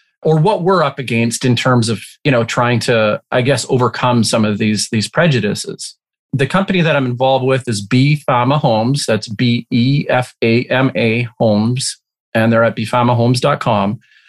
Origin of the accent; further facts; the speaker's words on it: Alberta, Canada; And I came from Alberta, conservative oil, small version of Texas in Canada.